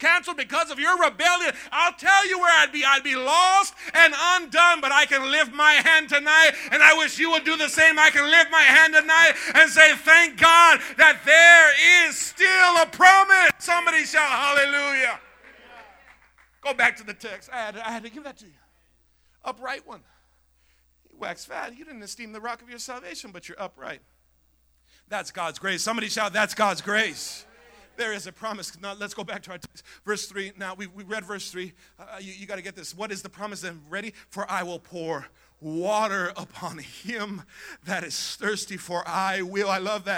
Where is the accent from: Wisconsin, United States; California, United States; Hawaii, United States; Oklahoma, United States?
California, United States; Coachella; Growing up in Coachella